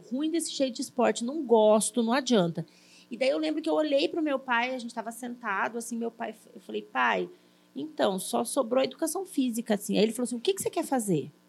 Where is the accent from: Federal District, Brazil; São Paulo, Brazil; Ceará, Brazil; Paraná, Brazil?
Paraná, Brazil; Cascavel; also born or lived in Curitiba; Então eu saí de Cascavel, que é minha cidade, fui morar em Curitiba para fazer a FAP.